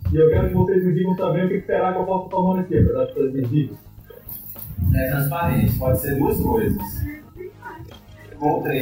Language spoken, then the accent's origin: Portuguese; Minas Gerais, Brazil; Pô, só porque eu sou de Minas eu virei cachaceiro